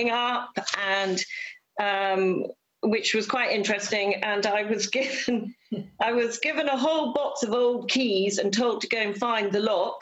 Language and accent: English; Peeblesshire, Scotland, United Kingdom; I was brought up in Peeblesshire, and my mother pioneered the Eastgate Theatre